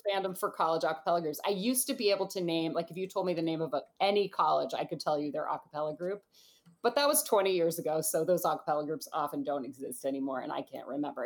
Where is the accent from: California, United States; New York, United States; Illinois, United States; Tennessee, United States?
California, United States; Oakland; I grew up in Oakland, California. My parents still live in the first house I ever lived in when I was born